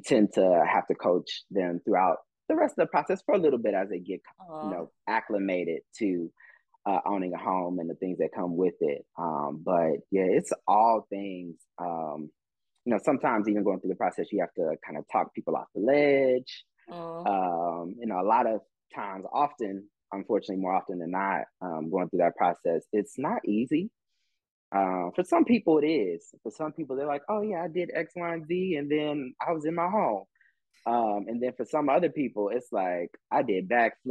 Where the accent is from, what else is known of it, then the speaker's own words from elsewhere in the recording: Austin, Texas, United States; moved away as an adult; now in Atlanta, United States; I'm originally from Austin, Texas